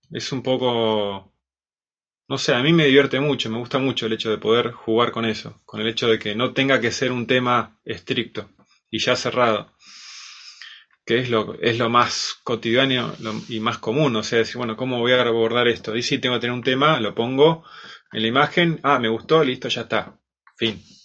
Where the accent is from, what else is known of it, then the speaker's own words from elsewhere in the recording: Bariloche, Río Negro, Argentina; de Bariloche, nací acá. Y, bueno, también me empecé a, estudiar acá de pequeño, a los 5 años, música